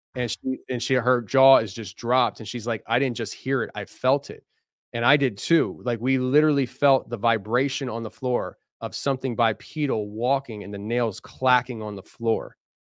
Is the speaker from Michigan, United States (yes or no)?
no; Philadelphia, Pennsylvania, United States; I'm from the Philadelphia area